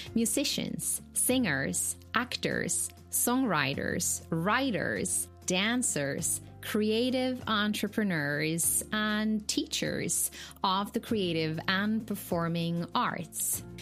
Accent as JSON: {"language": "English", "country": "Finland", "moved": "yes", "said": "I'm originally from Finland"}